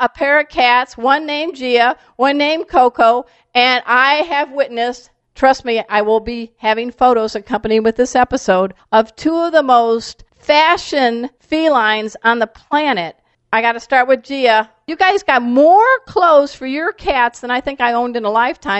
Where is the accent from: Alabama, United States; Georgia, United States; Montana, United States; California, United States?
California, United States; San Diego; now in Fredericksburg, United States; They came here. I'm from San Diego. I knew them then. And that's why I'm here.